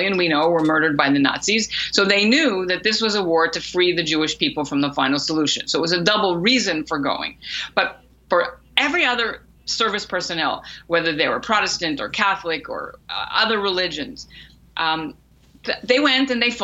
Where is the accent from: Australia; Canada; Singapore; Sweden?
Canada; I am a Canadian author, journalist, professor, mom of two